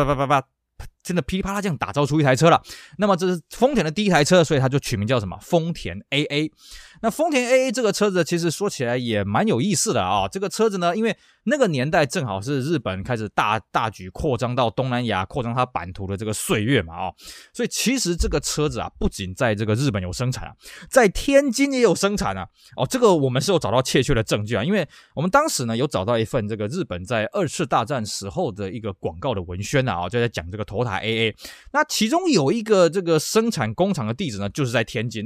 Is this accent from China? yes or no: no; Taiwan; 在我们台湾这边称之为韩战啊